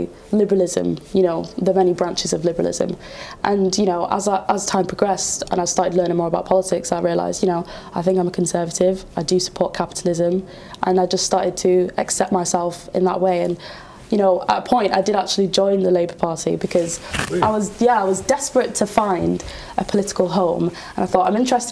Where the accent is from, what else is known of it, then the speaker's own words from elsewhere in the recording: United Kingdom; I am British